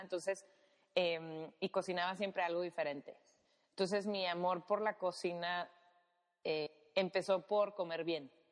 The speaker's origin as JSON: {"language": "Spanish", "town": "Monterrey", "region": "Nuevo León", "country": "Mexico", "said": "yo soy de Monterrey"}